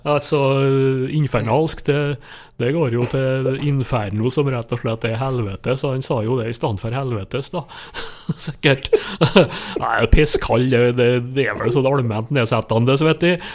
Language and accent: Norwegian; Nordmøre, Møre og Romsdal, Norway; på Nordmøre, der jeg kommer ifra